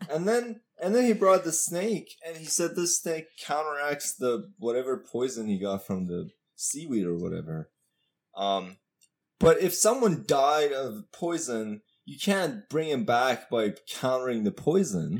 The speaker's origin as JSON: {"language": "English", "country": "Iran", "said": "I'm from Iran."}